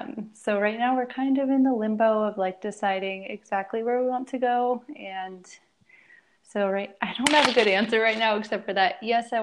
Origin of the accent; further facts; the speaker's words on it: Seattle, Washington, United States; moved away as an adult; now in Toulouse, France; I'm from Seattle originally, and I moved to Texas for work.